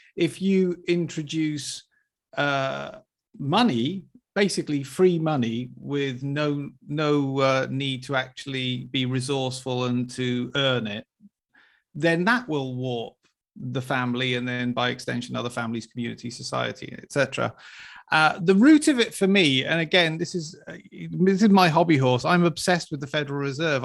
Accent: Wales, United Kingdom; I was brought up in Wales

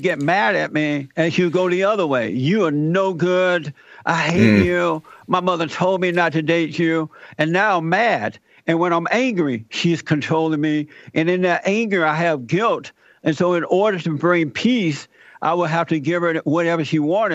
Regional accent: Alabama, United States; I was born in Alabama. I was raised and grew up under the Jim Crow laws. I had to work the plantation.

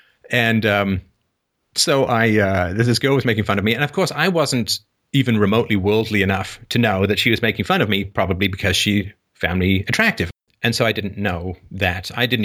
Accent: Don Mills, Ontario, Canada; also born or lived in England; I grew up in Don Mills, and I was 11 when we got there, and I didn't know how to skate because I was from England and not a lot of skating in England.

